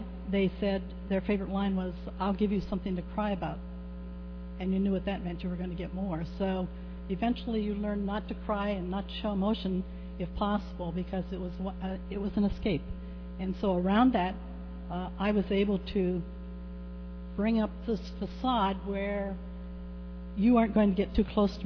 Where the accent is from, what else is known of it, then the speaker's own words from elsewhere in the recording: Ohio, United States; I grew up in Ohio at in a little town that was barely a crossroads.